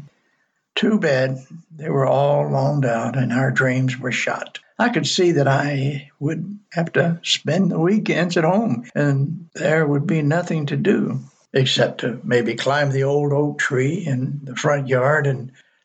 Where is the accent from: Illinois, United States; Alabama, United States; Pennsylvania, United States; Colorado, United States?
Alabama, United States; Mobile; in my hometown on the Gulf, most people don't know that our city of Mobile was the first to have Mardi Gras